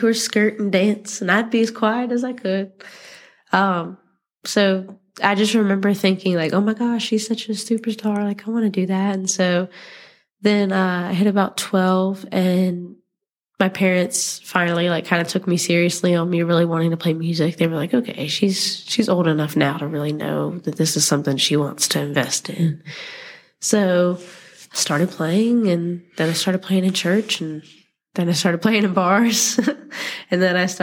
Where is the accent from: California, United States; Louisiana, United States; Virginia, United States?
Virginia, United States; New London; I grew up about 20 minutes down the road from here in New London, so not very far away.